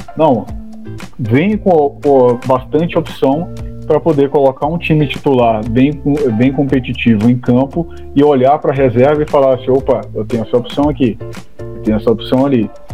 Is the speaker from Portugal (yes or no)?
no; Brazil; como brasileiros